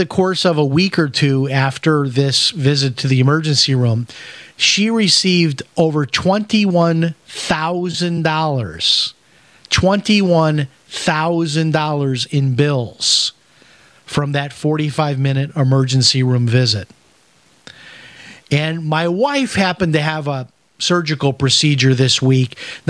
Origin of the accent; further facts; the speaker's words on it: Chicago, Illinois, United States; I grew up in Chicago eating hamburgers and Italian sausage and all of that stuff.